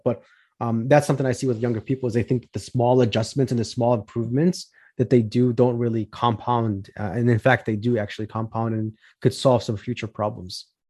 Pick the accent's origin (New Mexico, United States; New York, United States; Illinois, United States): Illinois, United States; Chicago; I'm from Chicago, Illinois, born and raised